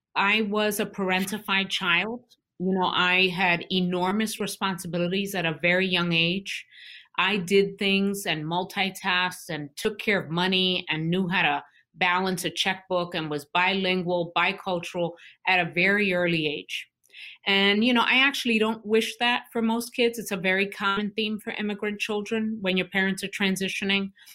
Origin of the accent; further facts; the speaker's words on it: New York City, New York, United States; moved away as an adult; also born or lived in Vermont / Newark, New Jersey; I, born and raised in Brooklyn, New York